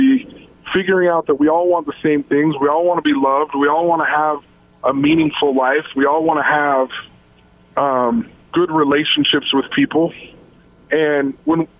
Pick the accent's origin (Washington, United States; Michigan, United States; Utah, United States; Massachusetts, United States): Utah, United States; Logan; born or raised there; moved away as an adult; also born or lived in Salt Lake City, Utah